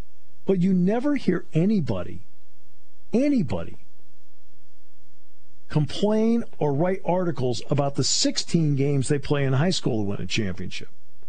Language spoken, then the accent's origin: English; New England, United States; My brother and I grew up in New England, and so we didn't get TV quarterbacks in New England.